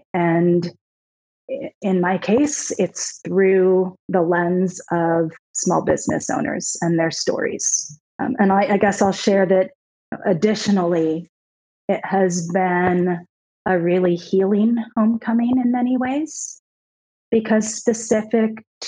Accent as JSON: {"language": "English", "town": "Seattle", "region": "Washington", "country": "United States", "said": "My answer has always been, I'm from Seattle. My wife and I lived in DC for 7.5 years."}